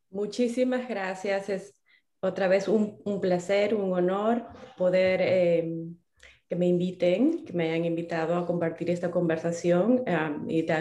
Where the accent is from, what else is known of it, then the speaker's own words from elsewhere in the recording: Trujillo, La Libertad, Peru; moved away as an adult; also born or lived in Arequipa, Peru; now in California, United States; yo soy peruana. Yo nací en las montañas de Perú, en, en Arequipa específicamente. Em, pero muy pequeña, mis padres eh, se mudaron a, Trujillo, que es el norte, es la costa. Em, estudié, viví muchos años de mi juventud en la costa, en Trujillo